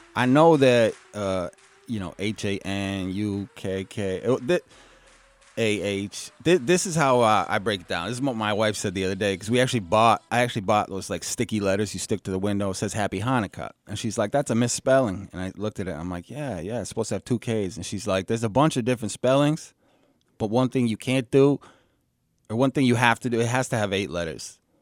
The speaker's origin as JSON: {"language": "English", "region": "New Hampshire", "country": "United States", "tie": "born or raised there"}